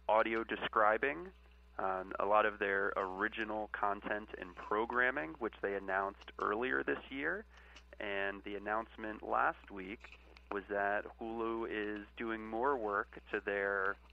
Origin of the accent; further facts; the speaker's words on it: Annapolis, Maryland, United States; moved away as an adult; now in Washington, D.C., United States; I'm originally from Annapolis, Maryland